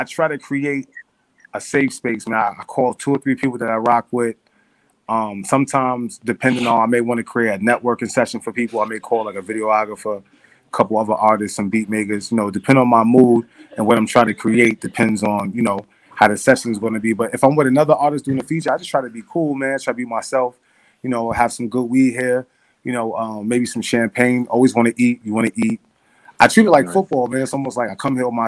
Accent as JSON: {"language": "English", "town": "Mount Vernon", "region": "New York", "country": "United States", "tie": "born or raised there", "also_born_or_lived": "New Rochelle, New York", "said": "I was born in New Rochelle, New York, and then I moved to Mount Vernon when I was like 10"}